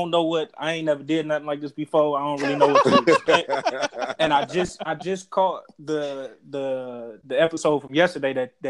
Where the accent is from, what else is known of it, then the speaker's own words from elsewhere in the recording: Cleveland, Ohio, United States; also born or lived in Washington, D.C. / New Haven, Connecticut; I'm from Cleveland, Ohio.